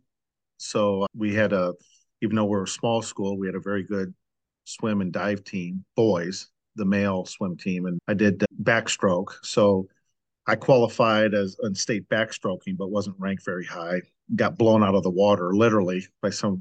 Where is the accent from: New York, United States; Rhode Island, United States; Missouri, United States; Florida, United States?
Missouri, United States; St. Louis; I grew up in St. Louis